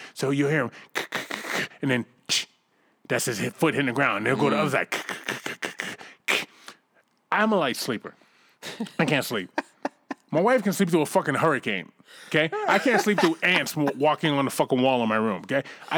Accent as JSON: {"language": "English", "town": "Boston", "region": "Massachusetts", "country": "United States", "said": "I'm from Boston"}